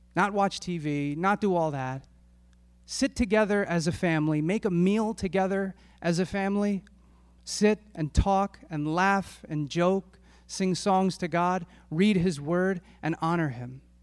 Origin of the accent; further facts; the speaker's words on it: Philadelphia, Pennsylvania, United States; my family and I, we grew up in Northeast Philadelphia